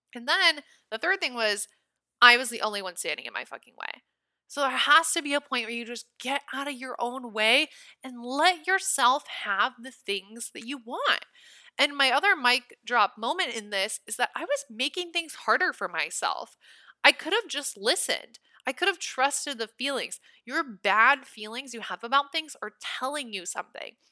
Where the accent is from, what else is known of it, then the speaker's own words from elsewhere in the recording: Nebraska, United States; now in Los Angeles, United States; I'm from Nebraska